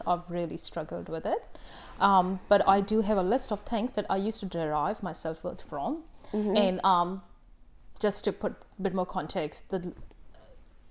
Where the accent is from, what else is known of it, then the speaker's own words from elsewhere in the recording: India; now in New Zealand; I'm Indian, in my culture